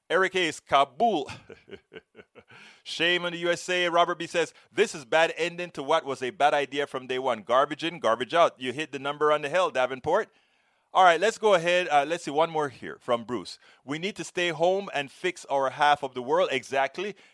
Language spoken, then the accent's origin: English; Panama; I'm from Panama. When we've gone through all this kind of a stuff